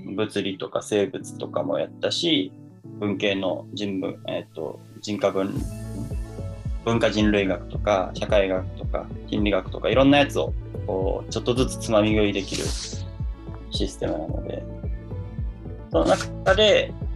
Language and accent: Japanese; Kanagawa, Japan; 神奈川県で生まれて、えー、神奈川県で育ちました